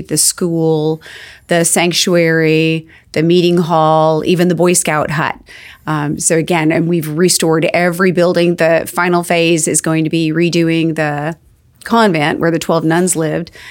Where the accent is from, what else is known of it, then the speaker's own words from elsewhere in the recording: Arizona, United States; I was raised in Arizona